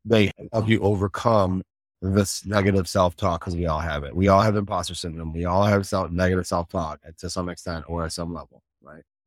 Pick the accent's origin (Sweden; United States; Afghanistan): United States; Chicago, Illinois; I grew up in Chicago.